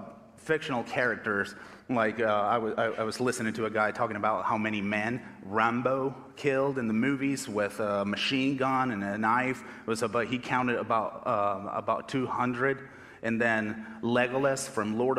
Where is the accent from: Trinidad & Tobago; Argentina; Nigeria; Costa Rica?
Argentina; English is a second language; moved away as an adult; now in United States; I was born and raised in Argentina